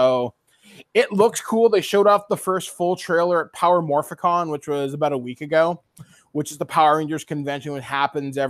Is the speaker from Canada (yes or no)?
yes; Guelph, Ontario, Canada; my hometown of Guelph